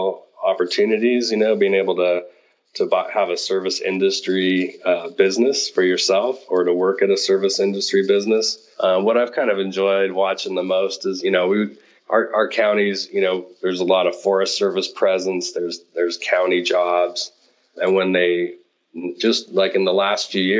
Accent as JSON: {"language": "English", "town": "Nevada City", "region": "California", "country": "United States", "tie": "born or raised there", "lives_now": "Downieville, United States", "said": "I grew up in Nevada City, which is a little bit south of Downieville"}